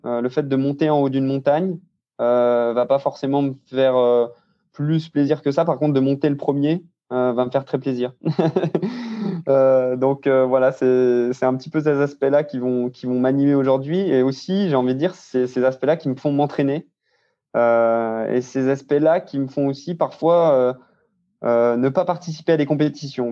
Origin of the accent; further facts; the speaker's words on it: Saint-Claude, Bourgogne-Franche-Comté, France; moved away as an adult; now in Grenoble, France; je suis né dans le Jura à Saint-Claude et j'ai 25 ans actuellement et je vis actuellement à Grenoble